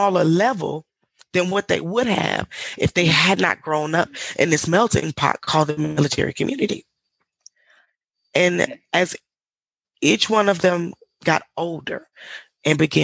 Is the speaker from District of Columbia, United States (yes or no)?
no; Mississippi, United States; moved away as an adult; also born or lived in England; I was born and raised in a small town in Mississippi